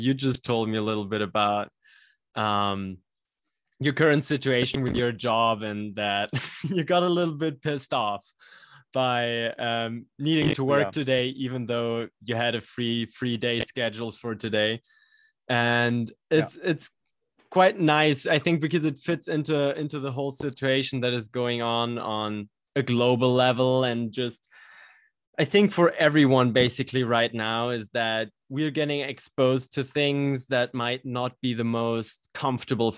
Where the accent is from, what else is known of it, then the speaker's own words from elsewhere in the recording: Germany; English is a second language; we're both from Germany speaking English here